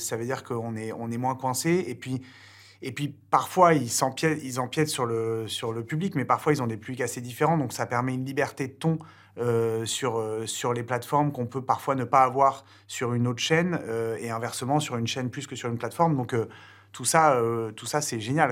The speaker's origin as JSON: {"language": "French", "country": "France", "said": "nous, en tant que Français"}